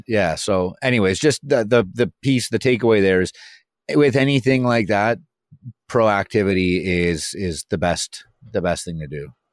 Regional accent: Vancouver, British Columbia, Canada; I'm also from Vancouver

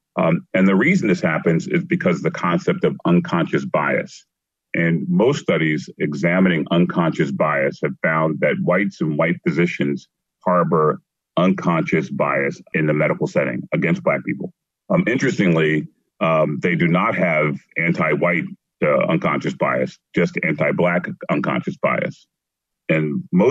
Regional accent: Philadelphia, Pennsylvania, United States; I grew up in North Philadelphia and the inner city of North Philadelphia.

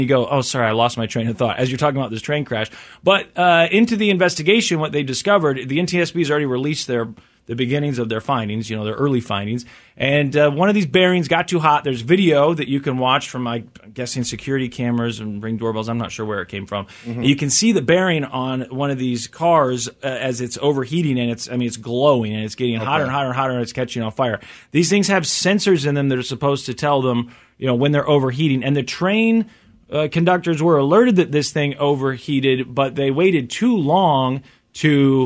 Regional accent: Missouri, United States; I'm from Missouri

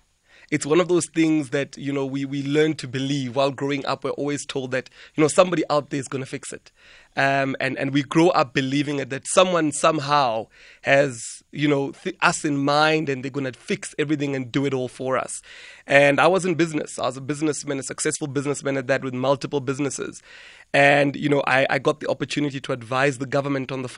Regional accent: Venda, Limpopo, South Africa; I grew up in South Africa, in Limpopo, in Venda

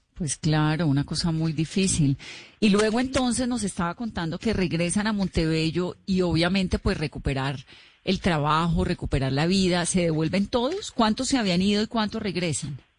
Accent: Colombia

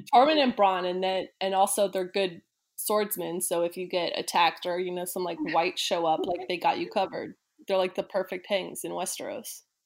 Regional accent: Bay Area, California, United States; I grew up in the Bay Area

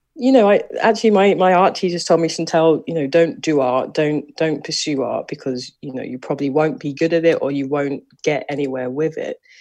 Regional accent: London, United Kingdom; born or raised there; moved away

